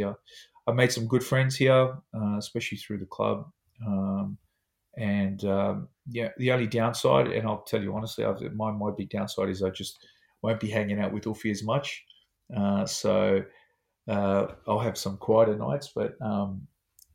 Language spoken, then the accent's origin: English; Sydney, New South Wales, Australia; moved away as an adult; now in Wellington, New Zealand; I'm from Sydney